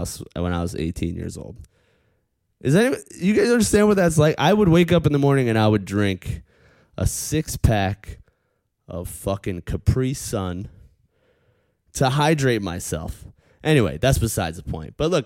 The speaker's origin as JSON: {"language": "English", "area": "Long Island", "region": "New York", "country": "United States", "also_born_or_lived": "Brooklyn, New York City", "moved": "as an adult", "lives_now": "Los Angeles, United States", "said": "I'm from Long Island"}